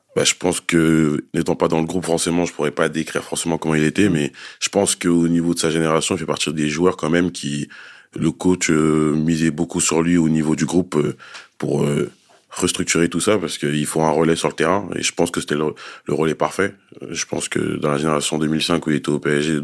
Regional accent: Grigny, Île-de-France, France; Nous, on vient du 91 dans l'Essonne, dans la ville de Grigny, dans le quartier de la Grande Borne. On a toujours grandi là-bas

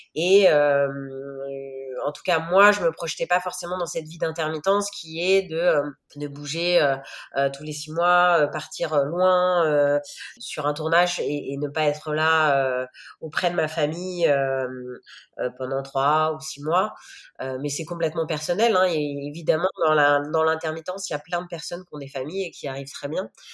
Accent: Chartres, Centre-Val de Loire, France; moved away as an adult; also born or lived in Paris / New York; j'ai, fait mon enfance euh, à Chartres, qui est donc une ville à côté de Paris

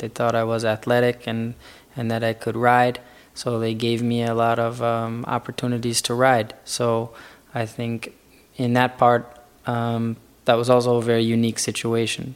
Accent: Chicago, Illinois, United States; also born or lived in Florida; now in Wellington, Florida, United States; I'm from Florida. I'm originally from Chicago.

